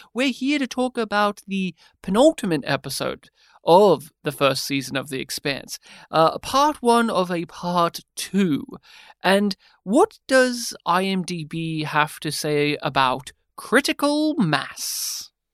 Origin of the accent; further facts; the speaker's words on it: Australia; as an Australian podcaster